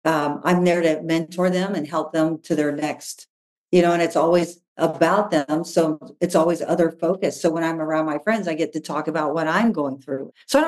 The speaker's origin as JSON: {"language": "English", "region": "the South", "country": "United States", "tie": "born or raised there", "said": "Honestly, it goes back to my family. I was raised in the South, right?"}